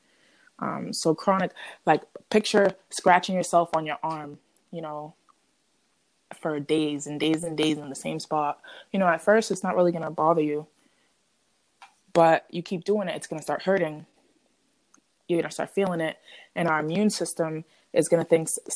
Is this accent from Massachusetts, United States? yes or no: yes; Boston, Massachusetts, United States; moved away; also born or lived in Connecticut; I'm from the Boston area in Massachusetts